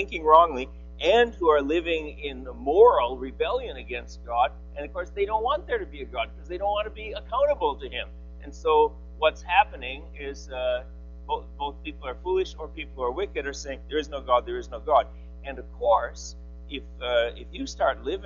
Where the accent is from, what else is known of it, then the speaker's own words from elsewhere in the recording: Eau Claire, Wisconsin, United States; also born or lived in Boston; Eau Claire, Wisconsin, where I grew up